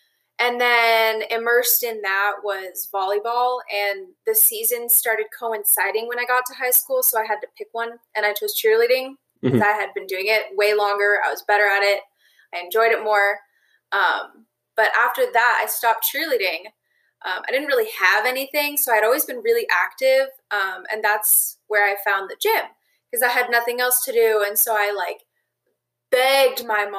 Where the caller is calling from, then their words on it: Tucson, Arizona, United States; I am calling from Tucson, Arizona.